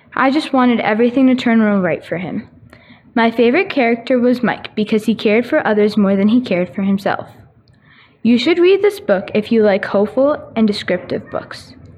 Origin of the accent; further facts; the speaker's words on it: Winnipeg, Manitoba, Canada; from Linden Meadows